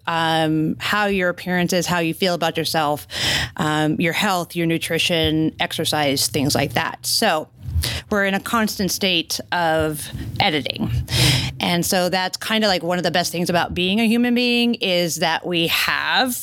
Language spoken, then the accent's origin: English; Maine, United States; moved away; we're both Yankees, so we're from New England. I'm from Maine originally